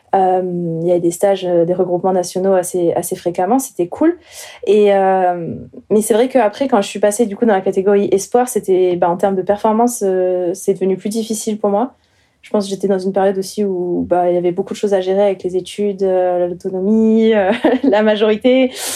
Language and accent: French; Chaumont, Grand Est, France; moved away as an adult; now in Montpellier, France; je viens du nord-est de la France, donc j'ai grandi euh, à Chaumont, en Haute-Marne